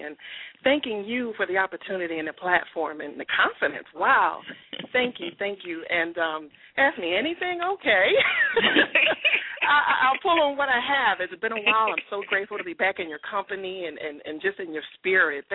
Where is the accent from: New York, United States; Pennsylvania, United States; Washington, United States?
Pennsylvania, United States; Philadelphia; I hail from Philadelphia, PA, born and raised